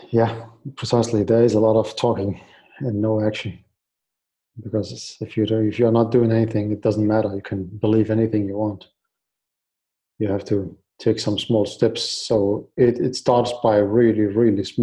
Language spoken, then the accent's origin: English; Baghdad, Baghdad Governorate, Iraq; English is a second language; moved away; So I came. I came from Iraq. Uh, we moved in 2003 uh, because mm. of the war, the the invasion of Iraq